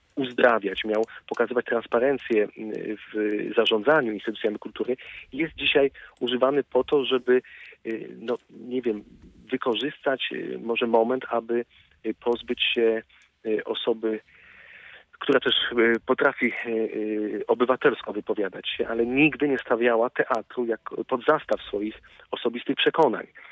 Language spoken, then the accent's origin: Polish; Wrocław, Lower Silesian Voivodeship, Poland; jako wrocławianin